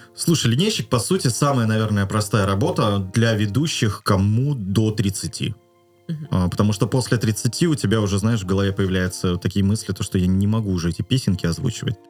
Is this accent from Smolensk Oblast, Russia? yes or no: no; Kaliningrad, Kaliningrad Oblast, Russia; в моем родном городе Калининграде был уникальный медицинский колледж